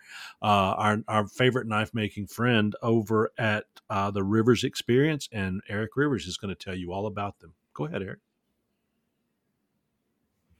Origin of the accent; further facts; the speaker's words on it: North Carolina, United States; also born or lived in Georgia / Michigan; now in Alabama, United States; born in Georgia, grew up North Carolina, lived in Michigan for a decade, and then moved to Alabama